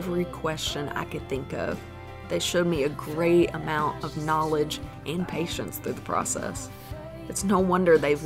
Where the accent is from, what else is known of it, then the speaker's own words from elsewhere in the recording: the South, United States; I'm from the South